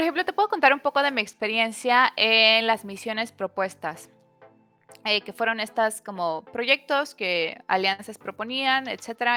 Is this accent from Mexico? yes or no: yes; Mexico; como mexicana